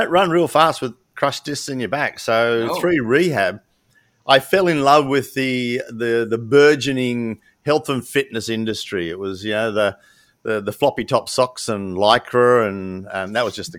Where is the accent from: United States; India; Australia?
Australia; I'm a 7th generation. I think we came out in one of the last wooden sailboats in 1800 and something. So fair dink, I'm Aussie, mate